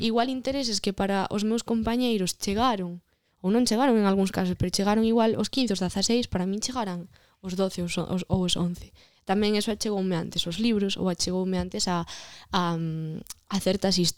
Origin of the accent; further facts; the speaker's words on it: Vilamarín, Galicia, Spain; eu eh, criei-me en Vilamarín e criei-me máis concretamente eh, en unha parroquia de Vilamarín que se chama Santa Eulalia de León, Toma que é pequenísima, de feito de pequeno dicía que era de León